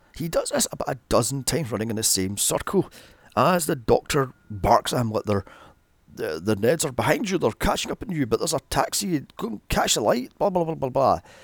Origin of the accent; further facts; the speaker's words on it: Glasgow, Scotland, United Kingdom; my hometown of Glasgow